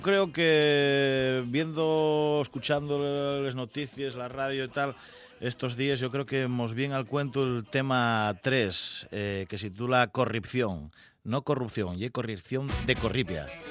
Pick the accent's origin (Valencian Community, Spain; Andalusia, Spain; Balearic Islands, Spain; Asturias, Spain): Asturias, Spain; El Entrego; also born or lived in Mieres; del Entregu, de Mieres